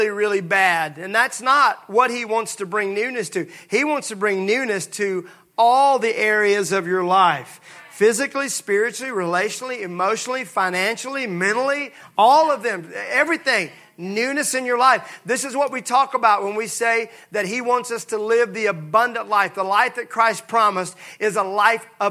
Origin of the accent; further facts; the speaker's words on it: Mississippi, United States; I'm from Mississippi.